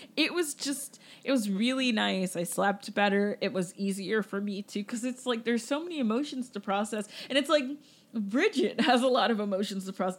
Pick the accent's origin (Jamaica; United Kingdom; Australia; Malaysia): Jamaica; I'm Jamaican